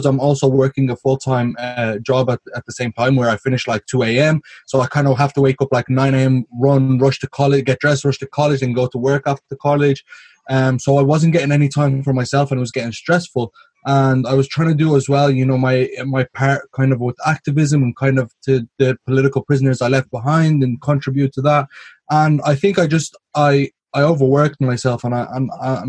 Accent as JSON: {"language": "English", "country": "Ireland", "tie": "born or raised there", "said": "I'm as Irish as it gets. I was born and raised in Ireland."}